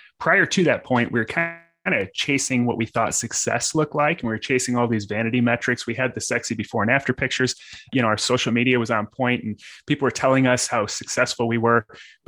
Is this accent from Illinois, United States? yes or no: yes; Illinois, United States; So, I mean, I'm originally from the South suburbs of Chicago